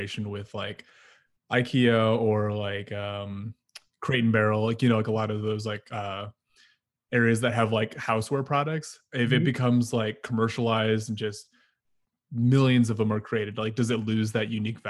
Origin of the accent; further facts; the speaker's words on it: Philippines; coming as like a Filipino, like we eat with our hands too